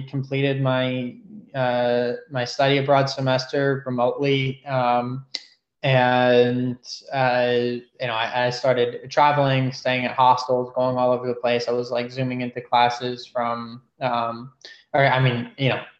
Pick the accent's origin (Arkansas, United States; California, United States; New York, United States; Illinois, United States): New York, United States; New York City; moved away as an adult; now in Sydney, Australia; I'm from New York City